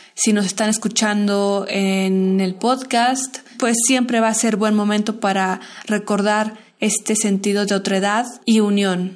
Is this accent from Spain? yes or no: no; Mexico; nos dio un sentido de unidad, de hermandad y de otredad como mexicanos